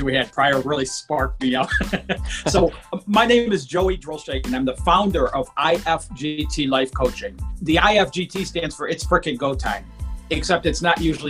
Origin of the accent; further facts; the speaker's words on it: Detroit, Michigan, United States; I grew up outside of Detroit, Michigan, in a very low-income, blue-collar family